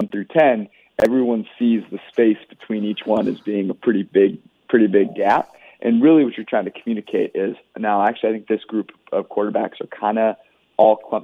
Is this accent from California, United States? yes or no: yes; Menlo Park, California, United States; moved away as an adult; also born or lived in Los Angeles, United States; now in Cincinnati, United States; I was born and raised in Menlo Park, California